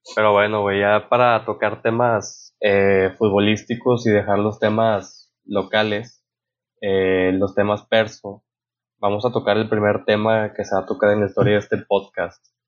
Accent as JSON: {"language": "Spanish", "country": "Mexico"}